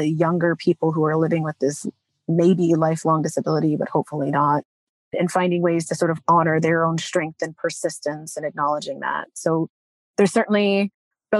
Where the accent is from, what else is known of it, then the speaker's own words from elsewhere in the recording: Texas, United States; moved away as an adult; I grew up in Texas, but didn't really feel like I was from there.